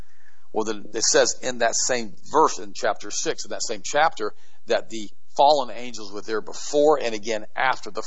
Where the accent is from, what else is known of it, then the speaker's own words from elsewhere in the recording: United States; I was born in the United States 10 years after the war was over with the 1955